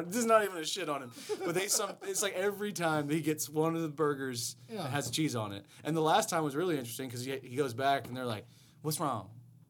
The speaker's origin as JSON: {"language": "English", "country": "United States", "said": "I'm an American."}